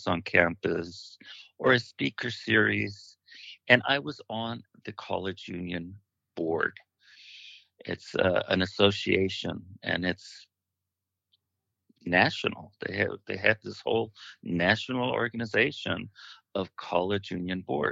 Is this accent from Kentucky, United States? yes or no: no; Fresno, California, United States; I was born and raised in Fresno